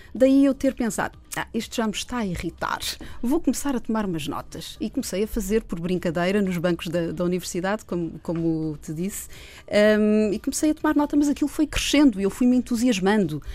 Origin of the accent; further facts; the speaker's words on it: Minho, Portugal; eu sou minhota